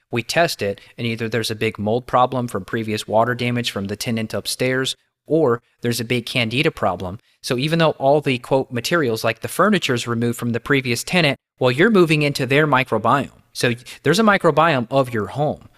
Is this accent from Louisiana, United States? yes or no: no; Kentucky, United States; as a kid growing up in Kentucky